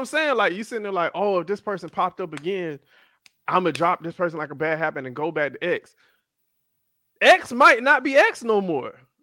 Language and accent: English; Miami, Florida, United States; also born or lived in Atlanta / Tennessee / Fort Lauderdale; I was born in Atlanta, raised in Miami